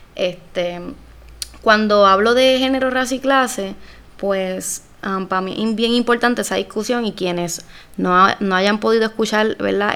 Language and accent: Spanish; Puerto Rico; yo soy una mujer puertorriqueña primero que cualquier cosa